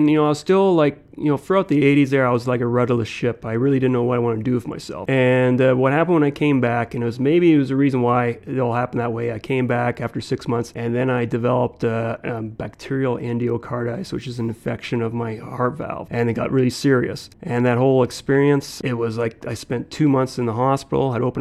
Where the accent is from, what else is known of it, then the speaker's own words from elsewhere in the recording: England, United Kingdom; now in Canada; as a Canadian. It's not like Americans who will, you know, they become an American. Uh, you know, I've always considered like that was always there, the being English from England.